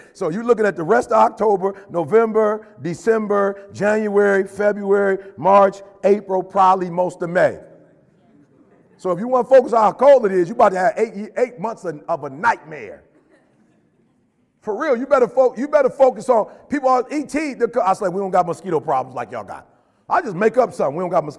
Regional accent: Chicago, Illinois, United States; moved away; also born or lived in Detroit; I'm from Chicago originally

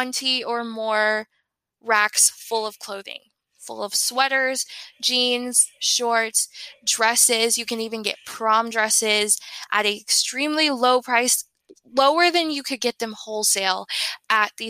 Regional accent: Tennessee, United States; I am from Tennessee

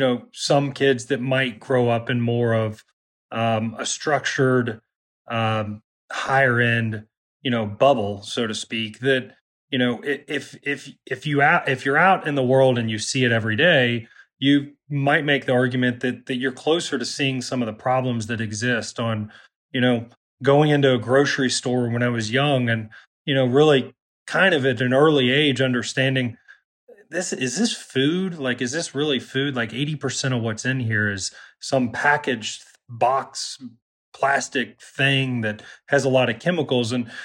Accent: Kentucky, United States; Well, I mean, there's been this blanket concept of flyover country in general, and I think Kentucky's definitely, been a part of that.

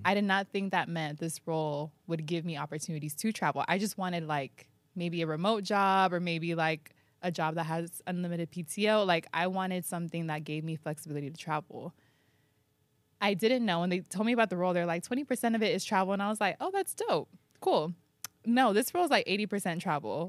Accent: San Diego, California, United States; now in New York, United States; my hometown

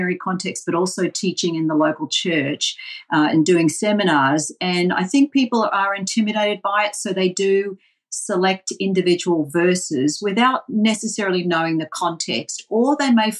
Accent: Melbourne, Victoria, Australia; accent: Australian; now in Boston, United States; I came from Melbourne, which unfortunately you'll hear very quickly from Australian accent

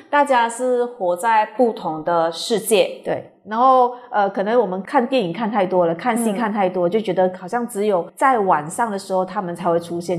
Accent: Taiwan; moved away; 我小时候是在台湾长大的

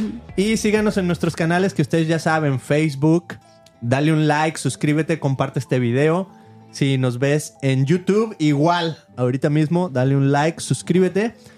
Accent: Mexico; crecí en México

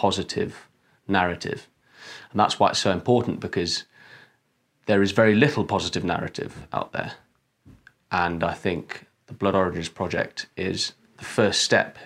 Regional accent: Wales, United Kingdom; I'm a Welshman

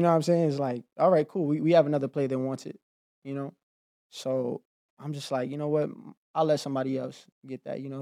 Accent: New York City, New York, United States; moved away as an adult; I grew up in Harlem

